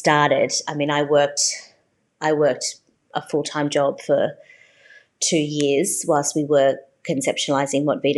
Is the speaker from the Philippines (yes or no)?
no; Australia; also born or lived in Brazil / Sydney, Australia; I was born in Brazil. My parents are Brazilian. And I think, you know, that Brazilian culture has, even though I've been in Australia since I was six, has really rubbed off on me from my mum.